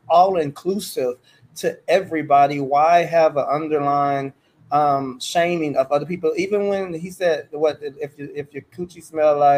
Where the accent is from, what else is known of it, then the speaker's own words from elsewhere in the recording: Charlotte, North Carolina, United States; I'm a Carolina boy and I'm from Charlotte